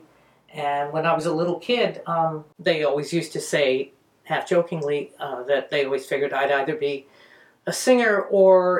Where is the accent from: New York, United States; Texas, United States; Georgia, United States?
New York, United States; New York City; I grew up in Astoria, Queens